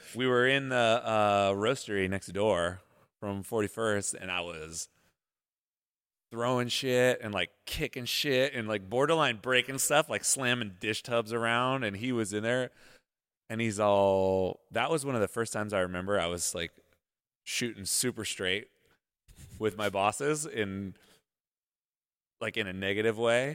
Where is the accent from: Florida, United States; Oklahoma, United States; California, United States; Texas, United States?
California, United States; Modesto; moved away; I'm from Modesto